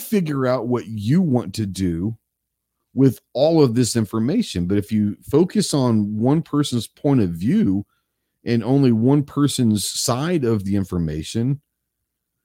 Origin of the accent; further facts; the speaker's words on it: Texas, United States; You grew up in Texas